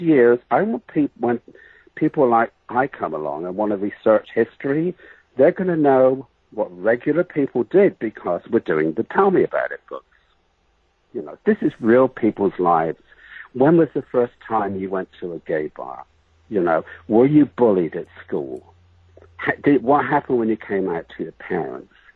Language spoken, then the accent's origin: English; Bath, South West England, United Kingdom; moved away; I was born in England in the city of Bath, like bathroom